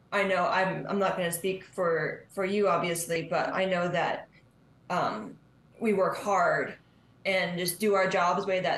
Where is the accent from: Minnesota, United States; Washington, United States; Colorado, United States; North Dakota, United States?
Colorado, United States; Durango; I grew up in Durango. I grew up near the tracks. So I grew up watching the train every day.